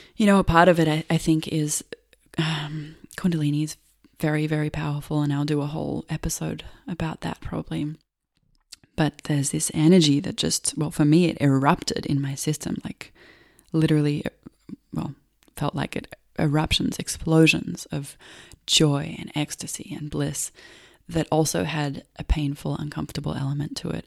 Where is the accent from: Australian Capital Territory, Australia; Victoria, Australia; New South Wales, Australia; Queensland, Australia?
Victoria, Australia; Melbourne; I grew up in Australia, in Melbourne